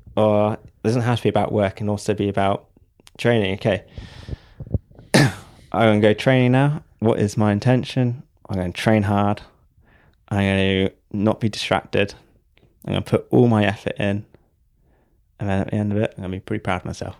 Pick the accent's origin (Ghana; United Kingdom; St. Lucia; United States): United Kingdom; Devon, South West England; I'm from Devon